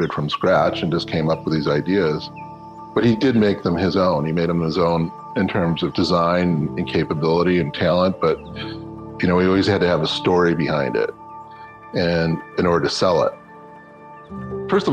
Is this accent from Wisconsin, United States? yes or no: yes; Racine, Wisconsin, United States; moved away as an adult; now in Chicago, United States; I was born in Racine, Wisconsin, the youngest of five children